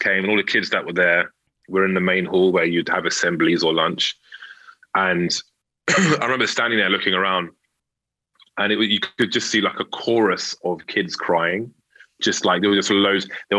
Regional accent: London, United Kingdom; I had to go to a school in North London, and I was from Central/South.

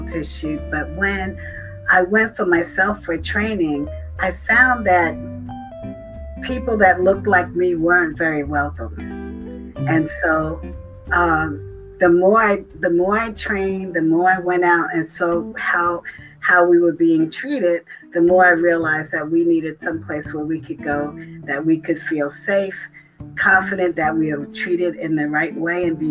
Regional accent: New York City, New York, United States; now in North Carolina, United States; I'm originally from Brooklyn, New York

